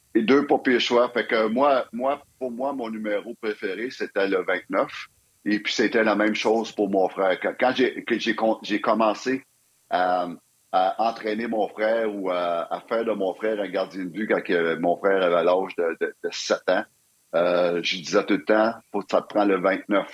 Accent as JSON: {"language": "French", "region": "Quebec", "country": "Canada"}